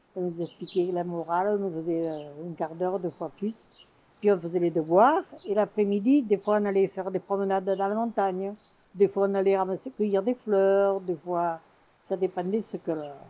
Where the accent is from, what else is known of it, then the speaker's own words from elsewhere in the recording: Belvèze, Occitania, France; Moi, je suis même née à Belvezé, dans la maison de mes parents. Je suis vraiment de Belvezé.